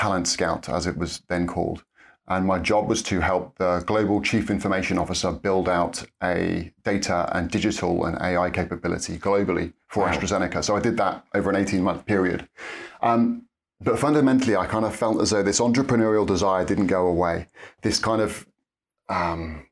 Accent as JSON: {"language": "English", "area": "Norfolk", "region": "East of England", "country": "United Kingdom", "tie": "born or raised there", "moved": "as an adult", "lives_now": "Cambridge, United Kingdom", "said": "born and raised in Norfolk"}